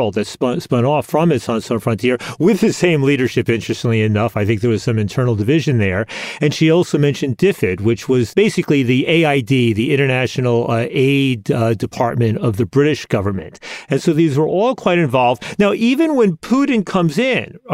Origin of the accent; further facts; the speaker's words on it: United States; being an American